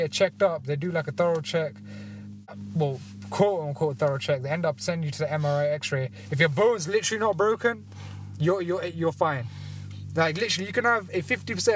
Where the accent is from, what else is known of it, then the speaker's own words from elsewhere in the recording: London, United Kingdom; I'm from the Ealing Borough